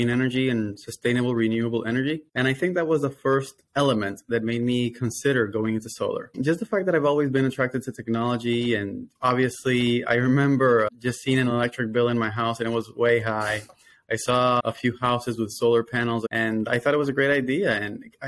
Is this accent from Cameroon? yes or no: no; Dominican Republic; moved away as an adult; now in Florida, United States; I am, though, Dominican. I'm from Dominican Republic. So I moved to the States in the year 2012